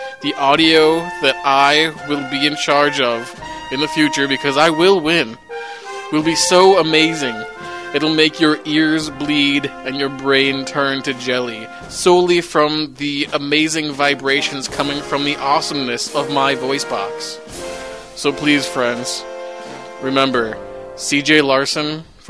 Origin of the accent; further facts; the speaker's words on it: Minnesota, United States; I was in my hometown in Minnesota